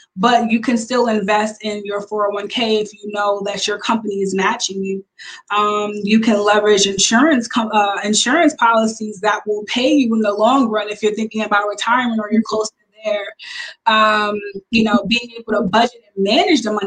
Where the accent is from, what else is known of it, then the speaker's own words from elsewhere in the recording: Long Island, New York, United States; I am from Long Island, New York